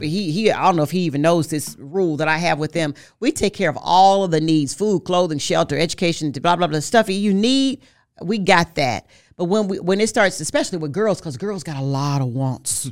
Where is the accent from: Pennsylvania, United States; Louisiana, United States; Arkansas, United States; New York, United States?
Arkansas, United States; Forest City; I'm from Forest City, Arkansas. I made history there. In that, in that school, I was like homecoming queen, like, three years in a row.